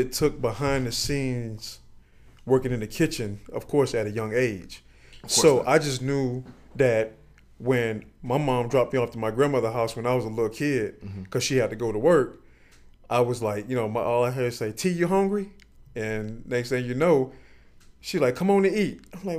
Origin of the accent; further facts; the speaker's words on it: Miami Gardens, Florida, United States; Born and raised in Miami.